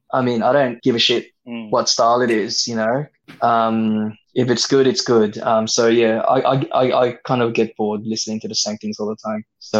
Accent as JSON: {"language": "English", "country": "Philippines", "said": "I'm Filipino. I'm a 90s kid."}